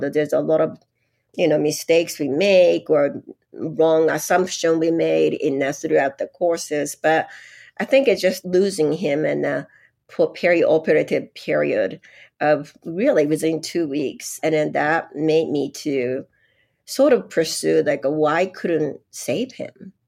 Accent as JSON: {"language": "English", "town": "Yokosuka", "region": "Kanagawa", "country": "Japan", "tie": "born or raised there", "also_born_or_lived": "Los Angeles, United States", "second_language": "English", "moved": "as an adult", "lives_now": "Utah, United States", "said": "I was born in Japan, a place is called Yokosuka, which is a little south of Tokyo"}